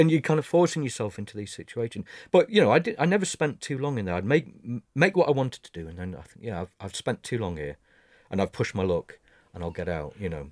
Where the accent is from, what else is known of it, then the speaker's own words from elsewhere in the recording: United Kingdom; as British